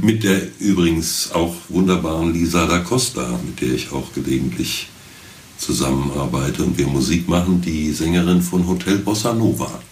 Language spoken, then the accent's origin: German; Wiesbaden, Hesse, Germany; ich wohnte als Kind in der Dreispitzstraße mal eine Zeit lang in Sonnenberg